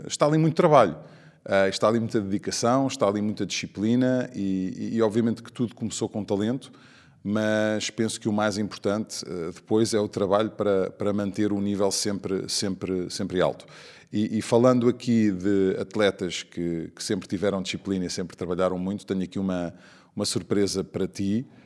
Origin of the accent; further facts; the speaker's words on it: Portugal; como português